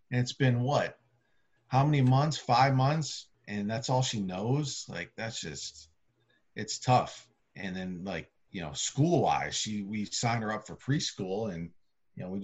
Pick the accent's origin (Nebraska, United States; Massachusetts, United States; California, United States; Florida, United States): Massachusetts, United States; I grew up a Yankees and Giants fan in the state of Massachusetts. And I I grew up in central Massachusetts, and believe it or not, it's a different type of accent than the Boston accent.